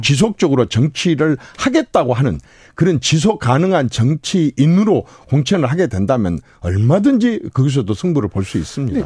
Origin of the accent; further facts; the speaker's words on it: Gokseong, South Jeolla, South Korea; 제가 고향이 곡성인데